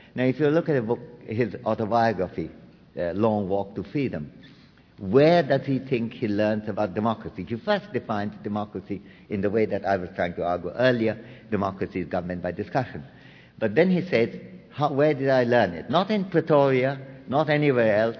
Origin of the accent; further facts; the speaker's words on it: Kolkata, West Bengal, India; moved away; I come from Calcutta